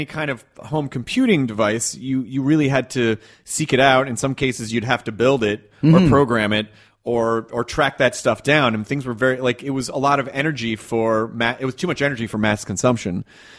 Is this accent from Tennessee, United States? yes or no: yes; Memphis, Tennessee, United States; also born or lived in Kentucky; I grew up in the South. I was born in Kentucky and grew up in Memphis, Tennessee, and was always sort of socially outcast.